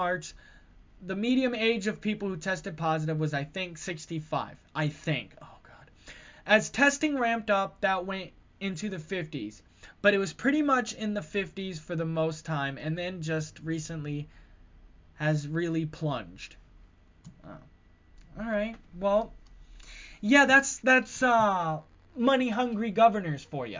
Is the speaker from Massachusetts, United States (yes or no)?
yes; Massachusetts, United States; I'm back in my home state of Massachusetts